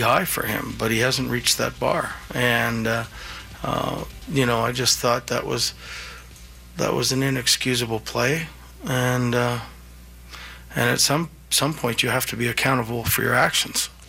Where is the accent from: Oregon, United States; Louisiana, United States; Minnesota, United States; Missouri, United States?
Minnesota, United States; I'm from Minnesota